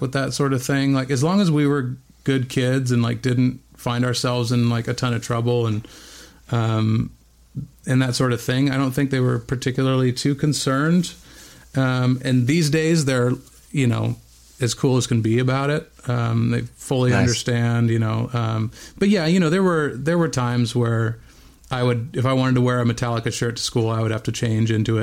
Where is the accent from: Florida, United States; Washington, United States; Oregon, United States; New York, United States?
Oregon, United States; Bend; moved away; also born or lived in Whittier, California; I was born in Southern California, in Whittier, California, but only lived there for about a year before we moved to Bend, Oregon.